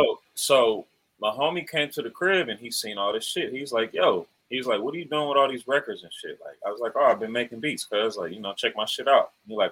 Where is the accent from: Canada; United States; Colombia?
United States; the South; You know, I'm from the South, man. I'm Creole. My family from Louisiana.